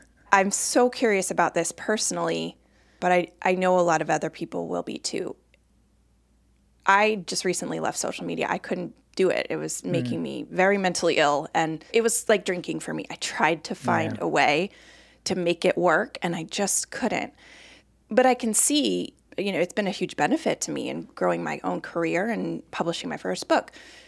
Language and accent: English; Colorado, United States; moved away as an adult; now in Boston, United States; I had never been here. I'd never been east of Chicago. I was from Colorado.